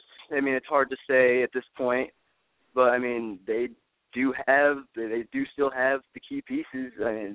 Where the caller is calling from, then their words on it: Scottsdale, Arizona, United States; I'm from Scottsdale.